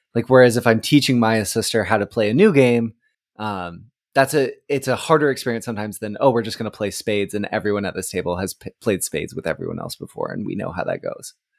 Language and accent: English; Oregon, United States; also born or lived in Texas; now in East Coast, United States; I grew up in Oregon on the West Coast and I live, now live on the East Coast